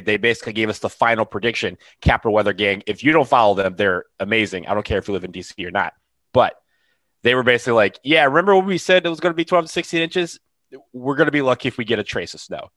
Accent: Michigan, United States; now in Washington, D.C., United States; I'm from Michigan

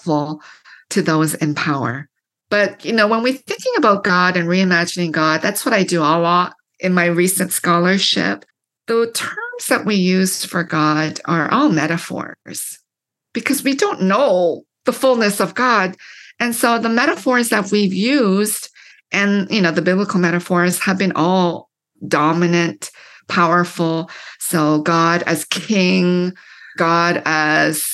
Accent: London, Ontario, Canada; moved away as an adult; also born or lived in Korea; now in United States; I grew up in London, Ontario, which is known as like the snow belt

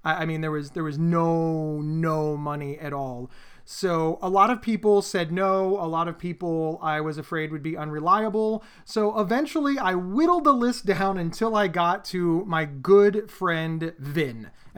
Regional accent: Pennsylvania, United States

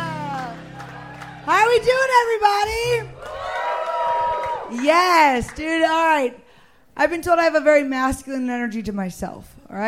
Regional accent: Missouri, United States; moved away as an adult; now in Texas, United States; I'm from Missouri, all right?

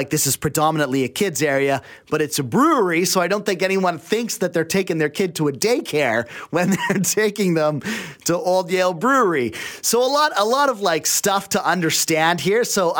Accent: the Fraser Valley, British Columbia, Canada; If I'm from the Valley, I know people out there and stuff

